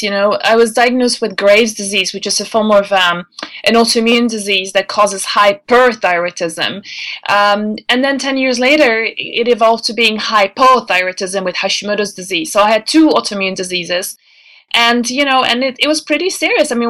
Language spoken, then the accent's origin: English; Denmark; English is a second language; You know, when I was growing up in Denmark, it was uh, an old lady's name.